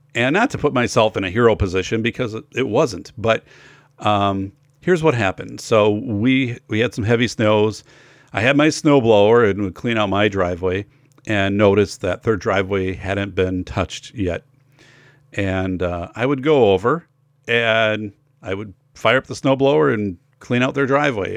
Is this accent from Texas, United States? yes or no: no; Wisconsin, United States; growing up in Wisconsin